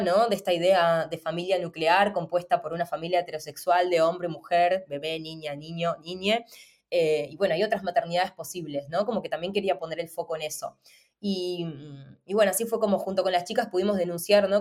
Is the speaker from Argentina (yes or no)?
yes; Argentina; moved away; vengo además de Argentina